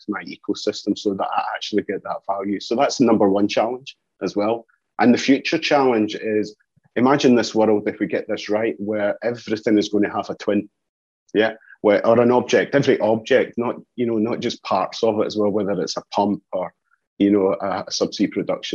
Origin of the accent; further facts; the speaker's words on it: Scotland, United Kingdom; accent: Scottish; You can hear by the accent, I'm Scottish as well.